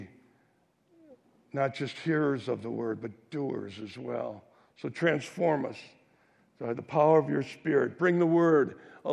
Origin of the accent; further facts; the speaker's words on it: Waukesha, Wisconsin, United States; a little dive diner in my hometown called Jimmy's Grotto